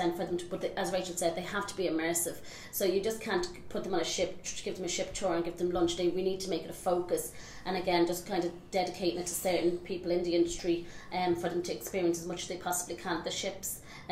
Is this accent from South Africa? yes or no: no; Ireland; as an Irish person